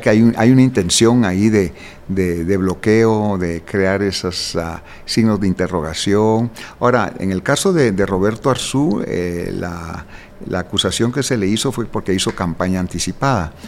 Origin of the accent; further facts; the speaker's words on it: Guatemala; como guatemalteco